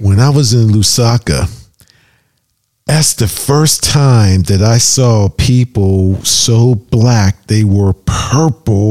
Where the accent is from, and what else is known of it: Pittsburgh, Pennsylvania, United States